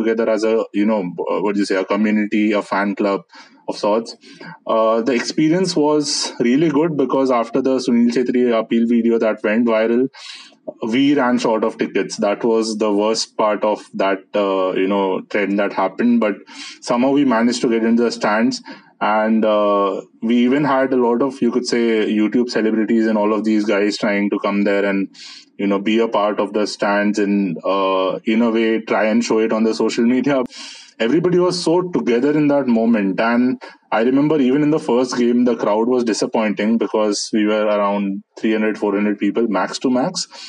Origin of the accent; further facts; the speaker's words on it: India; that was my first experience as an Indian football fan and as a Blue Pilgrims member.